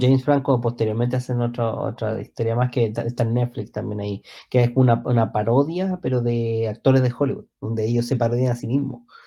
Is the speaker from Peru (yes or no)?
no; Chile; como soy chileno